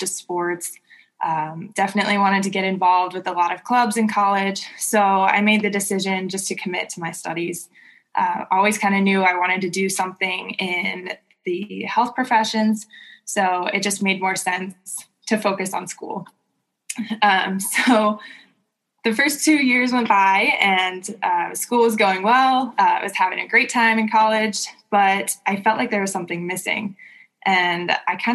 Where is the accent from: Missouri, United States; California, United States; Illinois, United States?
California, United States; Southern; moved away as an adult; also born or lived in Indiana; now in Michigan, United States; I grew up in Southern California, but my parents now live in South Lake Tahoe